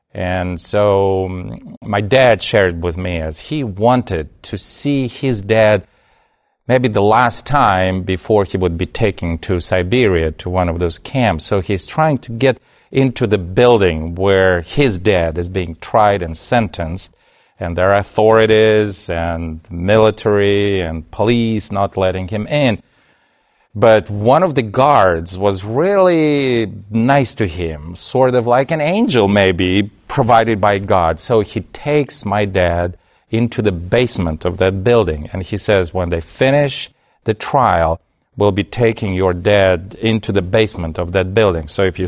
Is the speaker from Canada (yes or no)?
no; Kazakhstan; born there; also born or lived in Soviet Union; I was born in the Soviet Union, which, as you mentioned, does not exist anymore. My father was secretly operating as a pastor in Kazakhstan.